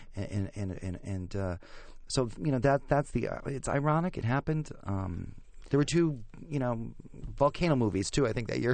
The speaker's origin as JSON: {"language": "English", "town": "Chautauqua", "region": "New York", "country": "United States", "tie": "born or raised there", "said": "I grew up in Chautauqua, New York"}